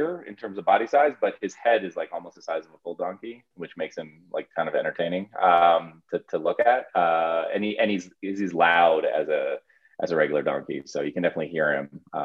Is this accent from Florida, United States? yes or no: yes; South Florida, United States; moved away as an adult; now in Steamboat Springs, United States; I'm actually from South Florida, really just kind of the epitome of like, you know, suburbia in a sense